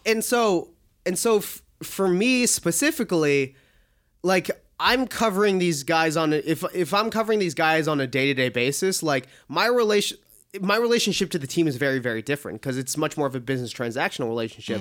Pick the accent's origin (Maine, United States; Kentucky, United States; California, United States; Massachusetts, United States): Massachusetts, United States; Boston; I grew up in Boston